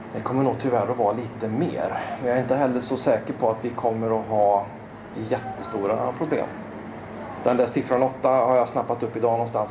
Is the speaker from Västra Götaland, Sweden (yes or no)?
yes; Skövde, Västra Götaland, Sweden; also born or lived in Tibro; född och uppvuxen i Skövde